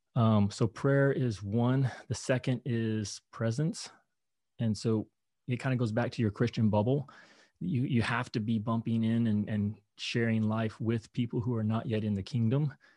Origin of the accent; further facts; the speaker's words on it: Kentucky, United States; moved away; I grew up in Kentucky